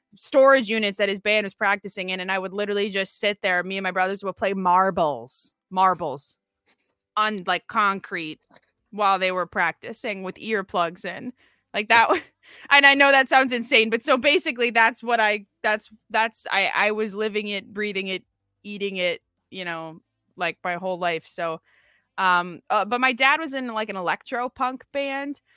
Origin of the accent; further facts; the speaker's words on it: Minnesota, United States; now in Seattle, United States; I'm from Minnesota